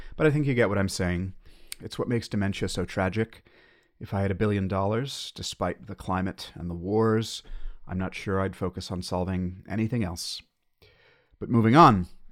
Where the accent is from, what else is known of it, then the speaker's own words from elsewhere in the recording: United States; as an American